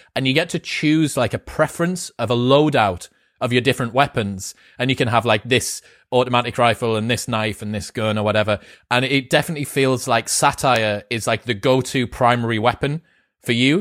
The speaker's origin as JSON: {"language": "English", "country": "United Kingdom", "said": "as a Brit"}